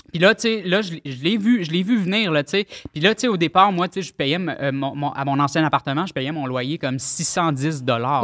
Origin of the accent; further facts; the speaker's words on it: Pointe-Calumet, Quebec, Canada; j'étais euh, à l'école primaire à Pointe-Calumet